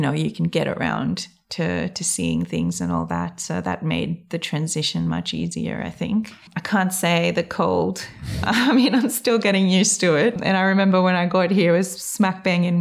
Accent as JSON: {"language": "English", "country": "Seychelles", "tie": "born or raised there", "first_language": "English", "moved": "yes", "lives_now": "Tasmania, Australia", "said": "I grew up on the main island, which is Mahé"}